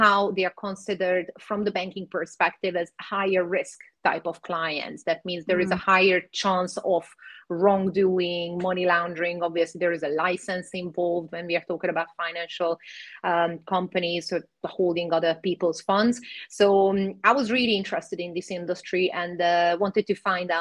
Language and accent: English; Hungary; moved away; also born or lived in Cyprus; I was born in Hungary, so I speak Hungarian